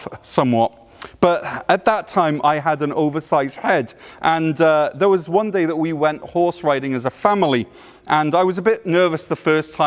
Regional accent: Wales, United Kingdom; moved away; I'm from Wales, but I pastor over at Cornerstone Church in North Gore

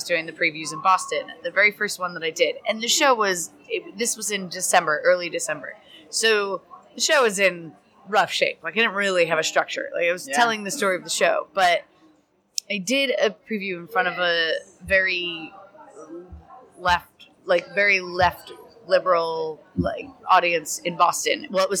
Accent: Ireland; No, like born and raised in Ireland.

